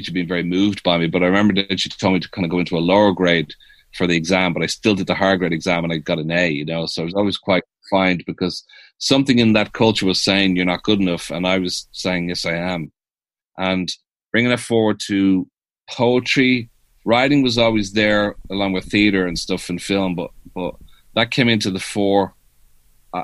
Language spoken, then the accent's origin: English; Dublin, Leinster, Ireland; moved away as an adult; also born or lived in New York City, United States; I'm from Ireland